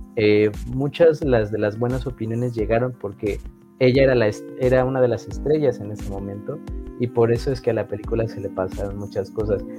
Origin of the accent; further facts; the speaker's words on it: Mexico; nosotros como mexicanos en general